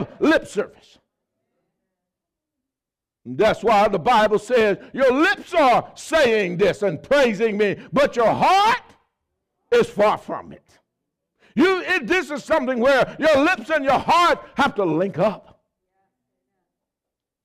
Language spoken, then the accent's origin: English; the South, United States; I grew up in the South.